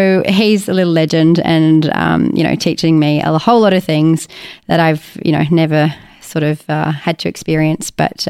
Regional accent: Sydney, New South Wales, Australia; I'm suddenly almost 40, born and raised in Sydney

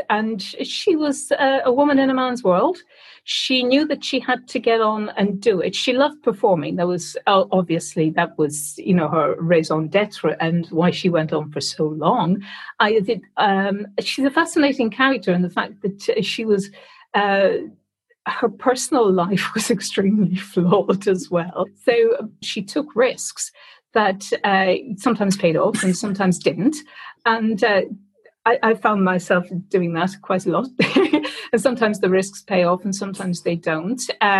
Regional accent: Ireland; moved away as an adult; now in United Kingdom; Well, I came over from Ireland with a theatre company in 1986, and we played in the Old Vic

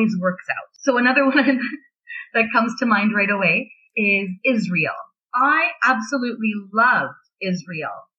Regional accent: Canada; also born or lived in Beijing; I'm Canadian

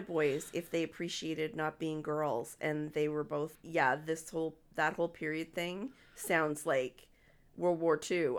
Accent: Moncton, New Brunswick, Canada; also born or lived in Dartmouth, Nova Scotia; When I was nine years old, at the end of grade three, we moved from Dartmouth to Moncton

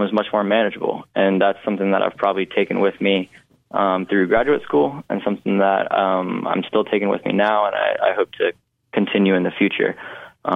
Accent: Western North Carolina, United States; growing up in Western North Carolina for so long

